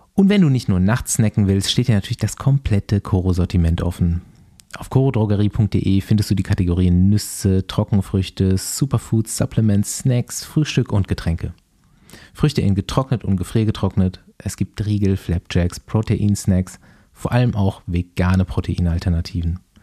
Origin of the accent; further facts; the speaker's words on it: Mainaschaff, Bavaria, Germany; bei uns zu Hause in Meinerschaft